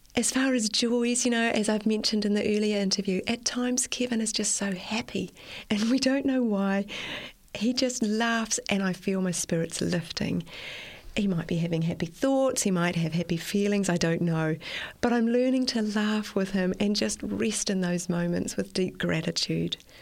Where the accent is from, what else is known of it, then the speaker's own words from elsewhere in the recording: Auckland, New Zealand; I was born in Auckland and I've spent most of my life in Auckland and I still live in Auckland.